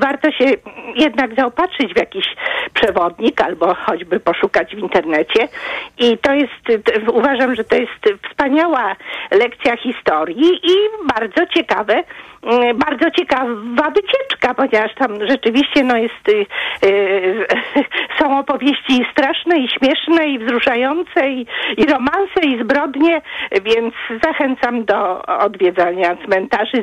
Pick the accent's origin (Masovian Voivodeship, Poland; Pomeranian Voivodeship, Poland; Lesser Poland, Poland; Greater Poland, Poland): Masovian Voivodeship, Poland; Warsaw; jako warszawianka